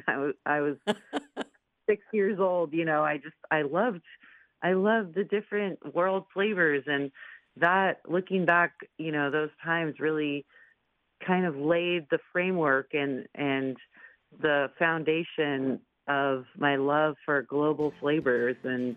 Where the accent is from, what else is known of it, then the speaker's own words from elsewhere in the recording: Ojai, California, United States; where I grew up, which is a small town called Ojai, California. And there's a lot of nature in the town. The street I grew up on was lined with rocks and oak trees.